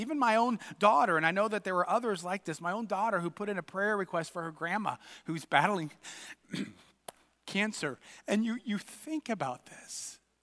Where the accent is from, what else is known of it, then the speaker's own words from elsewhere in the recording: United States; us as American Christians